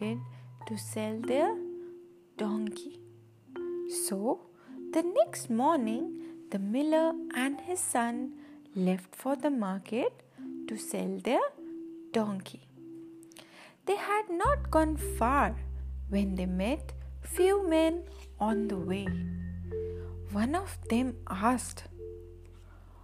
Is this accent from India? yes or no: yes; India; I'm from India